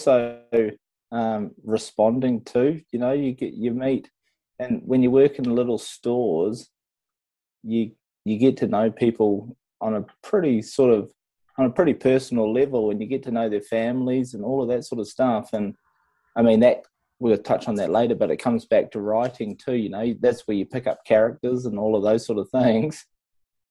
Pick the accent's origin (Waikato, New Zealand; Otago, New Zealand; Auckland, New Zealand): Auckland, New Zealand; Whangaparaoa; I grew up in Whangaparoa in New Zealand